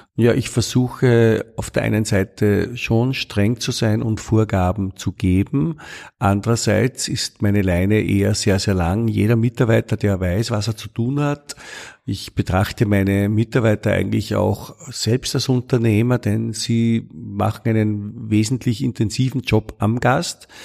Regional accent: Austria; ich bin Österreicher

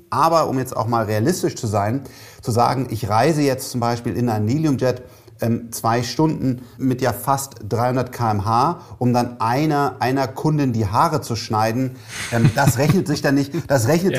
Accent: Cologne, North Rhine-Westphalia, Germany; ich bin Kölner

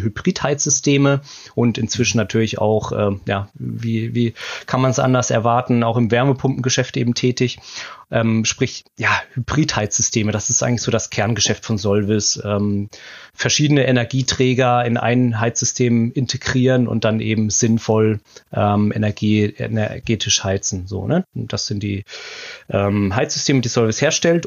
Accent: Mosbach, Baden-Württemberg, Germany; also born or lived in Hamburg; now in Ilsede, Germany; in Baden-Württemberg, mhm. in meiner Heimatstadt, wo ich auch geboren bin, in Mosbach.

